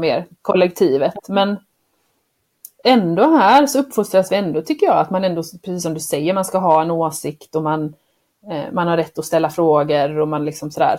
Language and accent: Swedish; Sweden; moved away; also born or lived in Croatia / United States; som svensk tjej